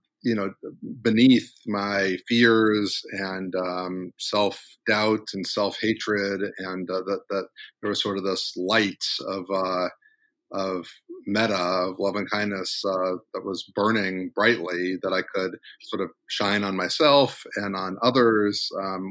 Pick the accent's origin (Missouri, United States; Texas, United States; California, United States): Missouri, United States; moved away; also born or lived in Washington, D.C. / Cambridge, Massachusetts; my home state of Missouri